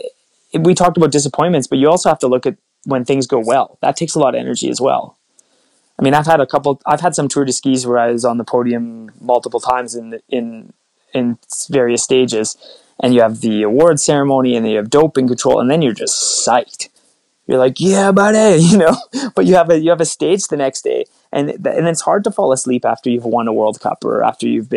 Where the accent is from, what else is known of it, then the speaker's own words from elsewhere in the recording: Sudbury, Ontario, Canada; I grew up in Sudbury, Ontario, played a lot of hockey